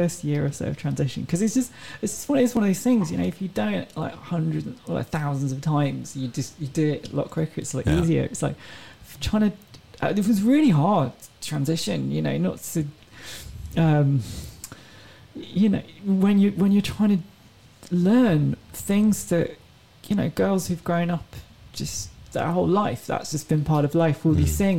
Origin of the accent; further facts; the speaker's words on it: England, United Kingdom; They're like, hold on, are you French? I'm like, no, I'm from England.